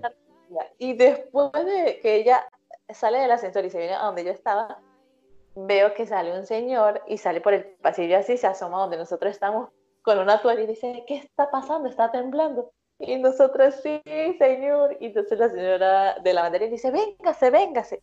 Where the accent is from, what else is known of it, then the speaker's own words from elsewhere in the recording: Venezuela; moved away as an adult; now in Los Ángeles, Chile; siendo venezolana, que, que sea aquí en Chile tan lejos